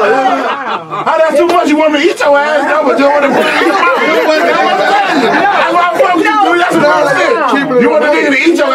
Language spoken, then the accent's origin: English; Kankakee, Illinois, United States; I'm from Kankakee.